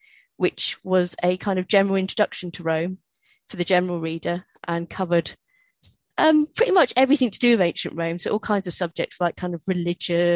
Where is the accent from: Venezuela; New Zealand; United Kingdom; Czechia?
United Kingdom; Because I'm British, they make you do Shakespeare.